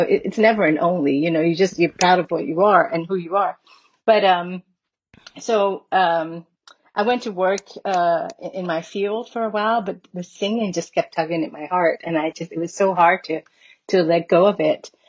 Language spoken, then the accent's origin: English; Curaçao; I was born and raised in Curacao, which is the Dutch Caribbean island